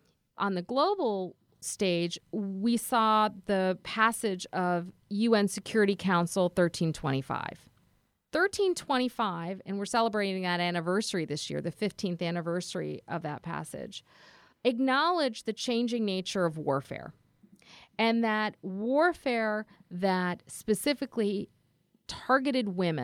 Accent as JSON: {"language": "English", "town": "Karachi", "region": "Sindh", "country": "Pakistan", "tie": "born there", "said": "I was born in Karachi, Pakistan, and I think that the experiences of being an immigrant in this country, I think the experiences of going back to Pakistan and meeting cousins who were less fortunate"}